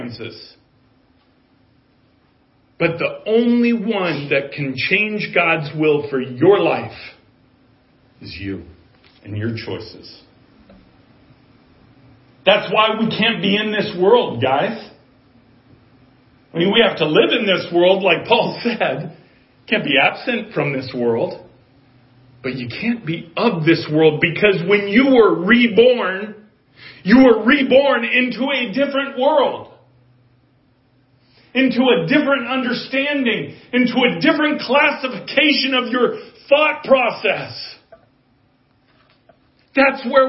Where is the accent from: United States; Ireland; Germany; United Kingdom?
United States; as an American